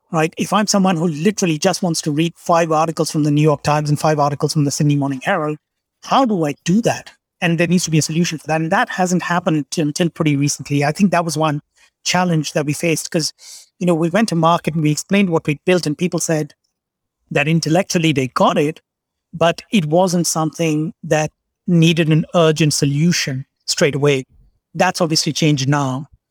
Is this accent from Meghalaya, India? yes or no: no; Kolkata, West Bengal, India; state of West Bengal. I grew up in Calcutta.